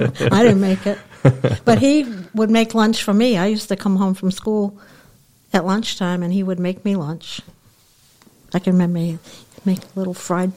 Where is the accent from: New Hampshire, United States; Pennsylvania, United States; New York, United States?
New Hampshire, United States; Rochester; also born or lived in Ossipee, New Hampshire; we moved to Rochester when I was 10. I was in the fourth grade.